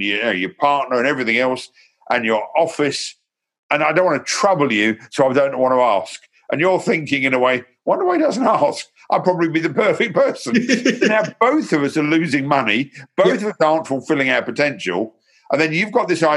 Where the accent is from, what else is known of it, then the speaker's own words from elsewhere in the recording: London, United Kingdom; now in Hertfordshire, United Kingdom; I was born in Hornsey Road, North London. I lived in South London. I now live in Hertfordshire